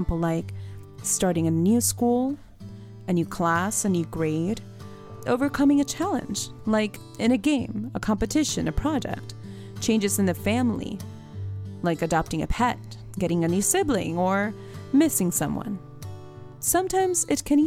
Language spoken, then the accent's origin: English; Puerto Rico; moved away as an adult; now in Florida, United States; I was born and raised in Puerto Rico